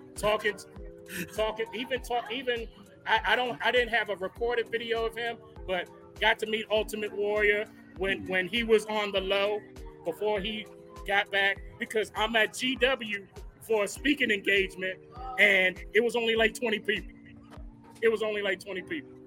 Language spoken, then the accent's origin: English; Newark, New Jersey, United States; now in DMV area, United States; I'm from Newark originally